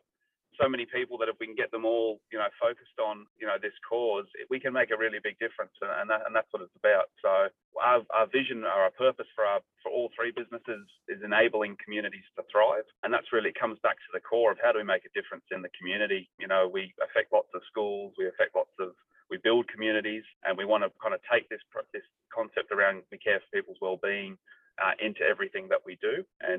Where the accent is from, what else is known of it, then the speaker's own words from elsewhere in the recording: Australia; I'm born and raised in Australia. Both my parents are from Ireland